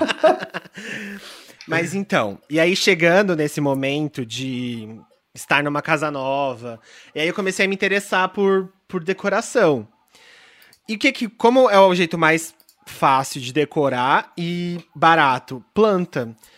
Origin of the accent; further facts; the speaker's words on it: São Paulo, Brazil; eu sou uma pessoa criada. Eu, fui eu assim, eu nasci em São Paulo.